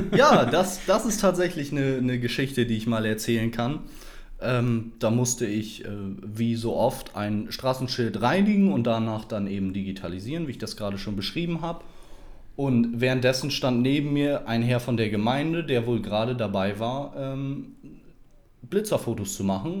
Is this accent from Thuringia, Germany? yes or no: no; Esens, Lower Saxony, Germany; Ich bin geboren und aufgewachsen in Esens